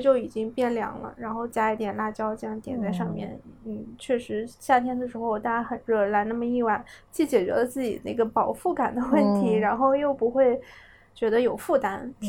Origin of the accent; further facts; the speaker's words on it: Northwest China, China; moved away; also born or lived in Jiangsu and Zhejiang; 作为一个北方人，尤其是西北人，那么这么爱吃面的这这个地域的人的话